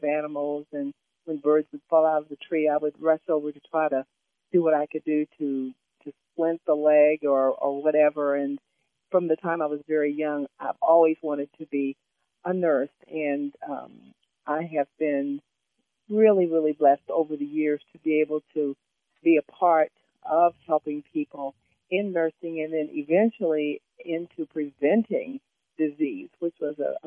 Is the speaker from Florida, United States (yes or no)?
no; Southern Illinois, United States; moved away as an adult; also born or lived in Connecticut; we moved from Illinois, a big jump, to Connecticut